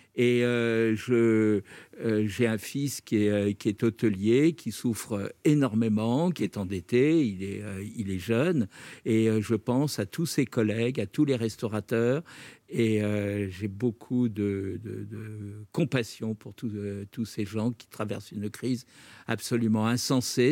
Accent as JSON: {"language": "French", "region": "Brittany", "country": "France", "said": "je suis breton"}